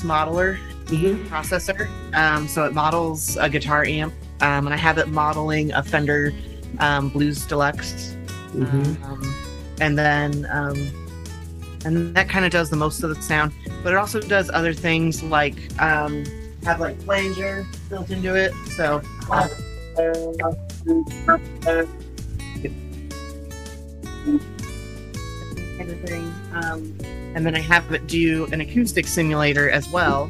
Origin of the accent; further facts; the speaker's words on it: Portland, Oregon, United States; now in near Seattle, United States; I grew up near Portland, Oregon